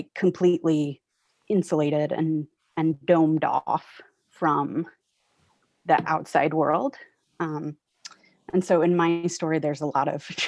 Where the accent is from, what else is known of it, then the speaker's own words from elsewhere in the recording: Florida, United States; moved away; I'm originally from Florida. I grew up not very far from Disney World.